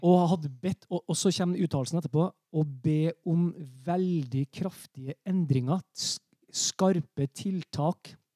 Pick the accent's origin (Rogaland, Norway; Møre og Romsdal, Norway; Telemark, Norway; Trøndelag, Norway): Trøndelag, Norway; som trønder